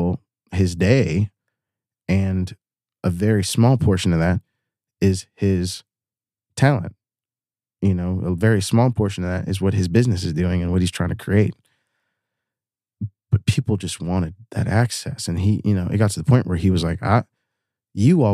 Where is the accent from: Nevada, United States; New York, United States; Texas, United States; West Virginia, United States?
West Virginia, United States; Chemical Valley; now in Louisville, United States; I grew up in Chemical Valley